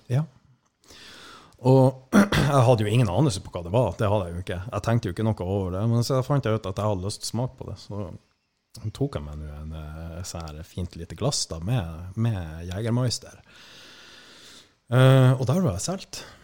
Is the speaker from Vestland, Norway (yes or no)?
no; Skånland, Troms, Norway; moved away; egentlig så er jeg jo fra det som heter Skånland før, men etter det her opplegget med sammenslåingen, så heter det vel gjerne Tjeldsund nå